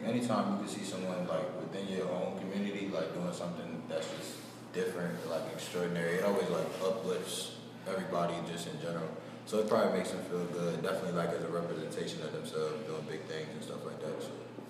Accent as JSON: {"language": "English", "town": "New Castle", "region": "Delaware", "country": "United States", "said": "Like you said, an RA advisor. I'm from Newcastle, Delaware."}